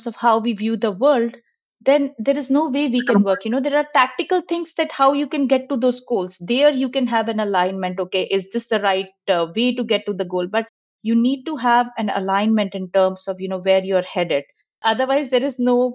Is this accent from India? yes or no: yes; India; moved away; I'm originally from India.